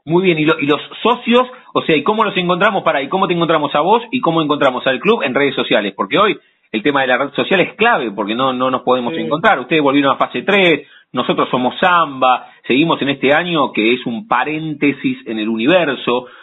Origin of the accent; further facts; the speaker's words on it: La Plata, Buenos Aires Province, Argentina; de no haber nacido en la ciudad de La Plata, que somos súper platenses nosotros